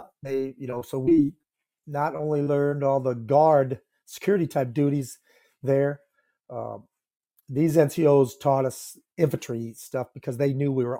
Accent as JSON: {"language": "English", "town": "Independence", "region": "Iowa", "country": "United States", "tie": "born or raised there", "said": "I'm from Independence, Iowa. That's in Northeast Iowa, and I grew up on a farm, beef, and then later on a dairy operation."}